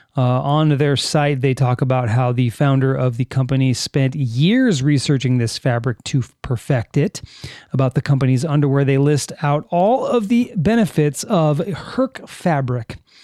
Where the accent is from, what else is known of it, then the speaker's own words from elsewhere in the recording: California, United States; me as a Californian